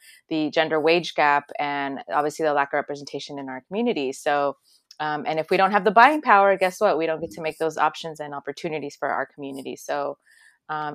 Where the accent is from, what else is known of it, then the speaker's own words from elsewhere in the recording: Los Angeles, California, United States; also born or lived in El Salvador; Since I'm from El Salvador originally, I was born there, but I was raised in Los Angeles. I was like a year old when most of my family fled here during a civil war